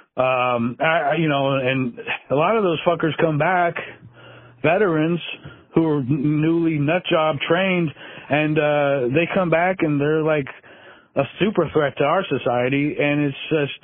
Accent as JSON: {"language": "English", "region": "Alaska", "country": "United States", "tie": "born or raised there", "said": "growing up in Alaska"}